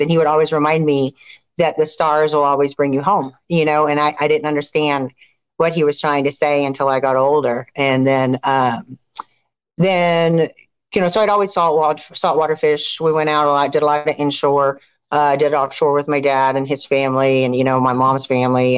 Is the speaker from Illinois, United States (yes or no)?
no; Clear Lake, Texas, United States; also born or lived in Raceland, Louisiana; I grew up in Clear Lake. I was born actually in Raceland, Louisiana, down in the south.